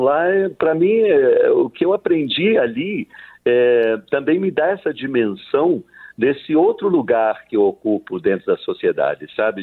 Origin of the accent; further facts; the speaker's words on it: Leticia, Amazonas, Colombia; moved away; also born or lived in São Luís, Brazil; reza a lenda que eu nasci em Letícia, mas fui registrado no Brasil, né, em São Luís